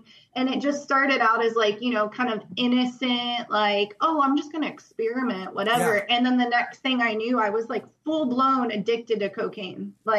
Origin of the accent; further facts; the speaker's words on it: Jacksonville, Florida, United States; born there; Well, I was born in Jacksonville, but my dad was a Marine, so we always moved everywhere.